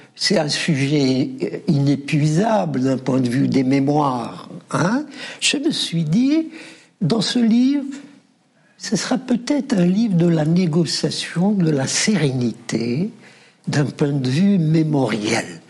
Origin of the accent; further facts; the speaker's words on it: Oran, Oran Province, Algeria; je suis né à la Cité Petite, le quartier périphérique à Oran.